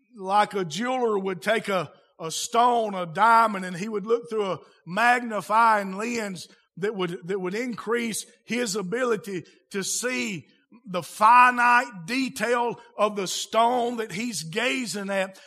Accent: United States; I'm an American, speak American

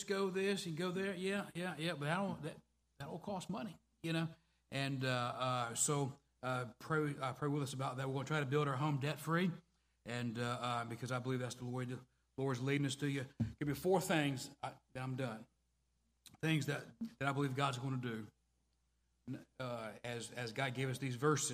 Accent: Southeast Virginia, United States; moved away as an adult; also born or lived in the West (US); I grew up in rural America. I grew up there in Southeast Virginia, in the Bible Belt, as we call it

